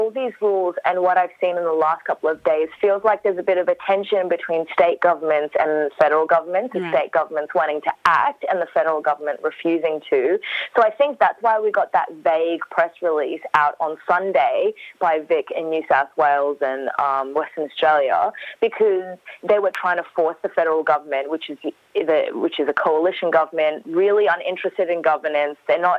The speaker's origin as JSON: {"language": "English", "country": "Iraq", "said": "I'm a refugee from Iraq."}